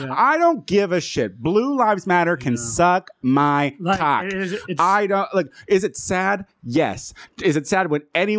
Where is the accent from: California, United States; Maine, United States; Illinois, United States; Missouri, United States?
Illinois, United States; Chicago; I mean, I'm from Chicago. That happens.